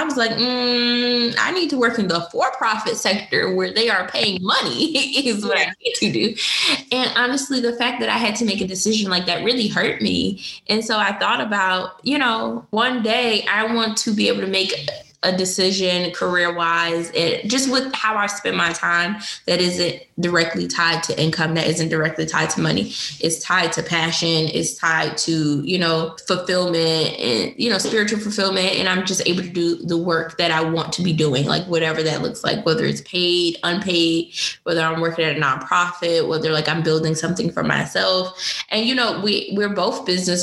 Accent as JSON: {"language": "English", "town": "Newark", "region": "New Jersey", "country": "United States", "tie": "born or raised there", "said": "she's actually from my hometown. She lives in Newark, New Jersey, which is where I was born."}